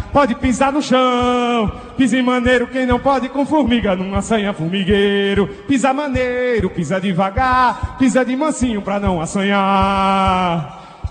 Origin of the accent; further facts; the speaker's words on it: Paraíba, Brazil; é aqui que a gente renova o nosso sotaque